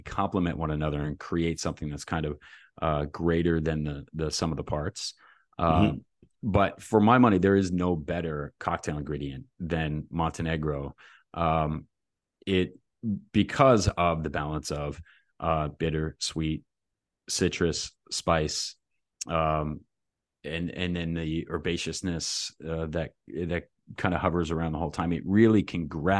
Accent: New Jersey, United States; I'm from Jersey, man.

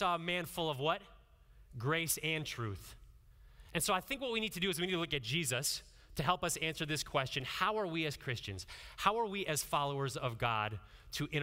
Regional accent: Northeast Ohio, United States; growing up in Northeast Ohio, I had a lot of interaction in Amish communities

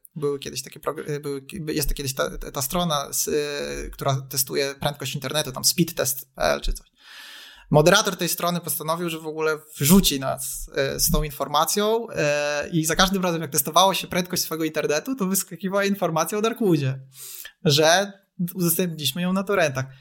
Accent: Poland; u nas y, w Polsce

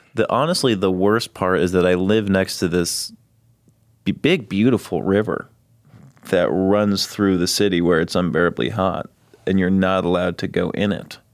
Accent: Los Angeles, California, United States; moved away as an adult; also born or lived in Texas; now in Austin, United States; I'm from Los Angeles

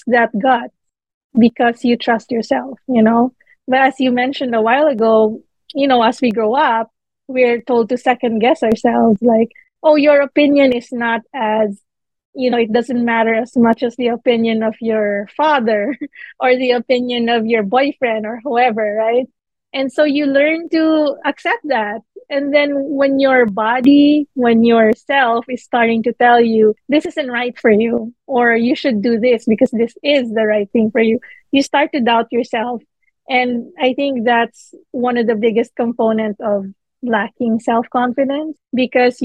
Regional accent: Manila, Metro Manila, Philippines; now in New York, United States; I'm Filipino, born and raised in the Philippines

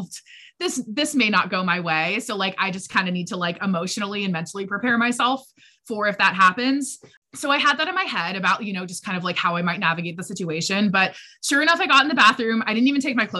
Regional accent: United States

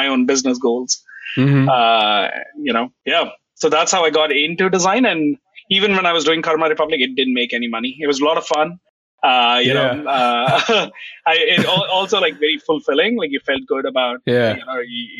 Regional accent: India; moved away as an adult; now in Toronto, Canada; Born and raised in India. Moved to Canada about 10 years ago or 9 years ago

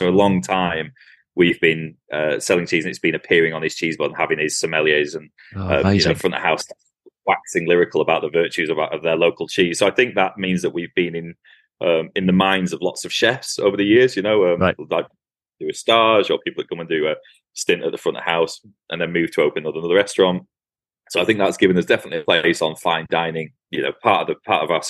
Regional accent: Lancashire, North West England, United Kingdom; also born or lived in Somerset; now in Cumbria, United Kingdom; I'm a northerner, I grew up in Lancashire

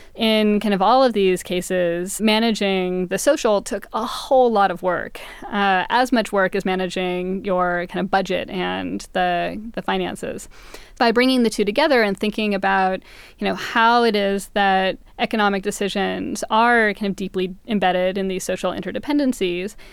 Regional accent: California, United States; growing up in California during the credit boom in the late nineties

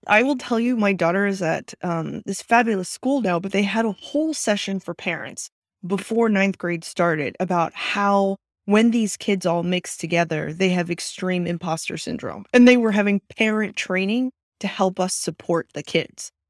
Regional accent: Austin, Texas, United States; moved away as an adult; now in Silicon Valley, United States; I grew up in Austin, Texas, and was born and raised there all eighteen

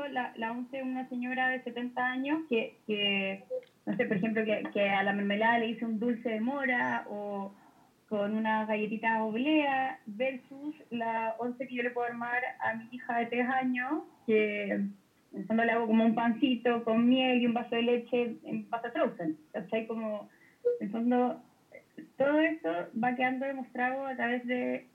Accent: Talca, Maule, Chile; moved away; Yo vengo de Talca, papá viene viene del campo

